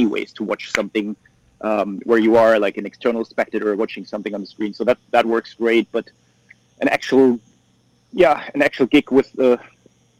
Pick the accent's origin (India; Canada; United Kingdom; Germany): Germany; for us Germans